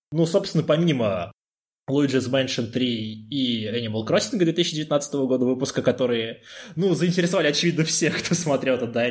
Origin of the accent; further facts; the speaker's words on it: Tomsk, Tomsk Oblast, Russia; now in Moscow, Russia; когда переехал в Москву из Томска, вся моя коллекция настольных игр осталась у меня там.